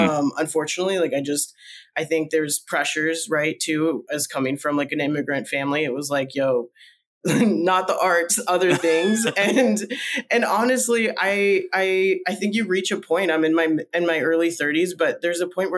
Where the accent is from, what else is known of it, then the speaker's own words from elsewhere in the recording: Minnesota and Nebraska, Midwest, United States; first language Spanish; moved away as an adult; also born or lived in Colombia; now in Portland, United States; I grew up in the Midwest, Minnesota and Nebraska primarily